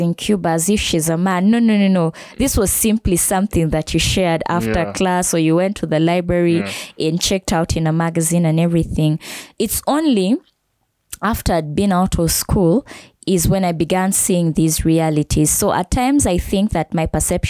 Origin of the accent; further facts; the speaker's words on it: Kenya; now in Uganda; I grew up in Kenya